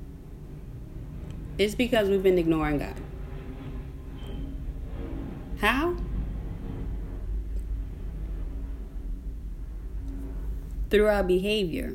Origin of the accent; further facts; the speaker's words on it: Newark, New Jersey, United States; I'm in Newark. I'm from Newark, Newark, New Jersey